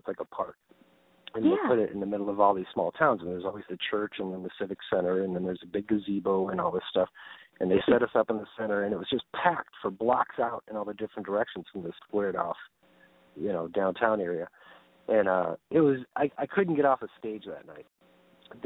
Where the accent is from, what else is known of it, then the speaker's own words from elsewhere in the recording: Arlington Heights, Illinois, United States; moved away; also born or lived in Evanston, Illinois; did grew up in Arlington Heights